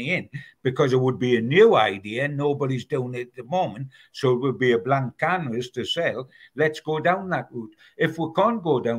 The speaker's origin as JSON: {"language": "English", "town": "Newcastle upon Tyne", "region": "North East England", "country": "United Kingdom", "said": "being a Geordie"}